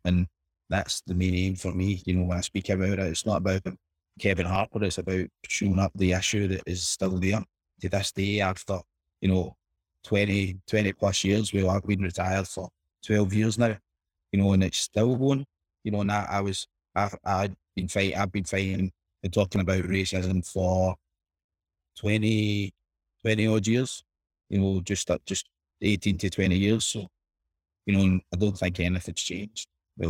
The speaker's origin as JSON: {"language": "English", "region": "Scotland", "country": "United Kingdom", "tie": "born or raised there", "said": "But I think in my area where I grew up in Boswell Park, I was probably one of the poster boys there"}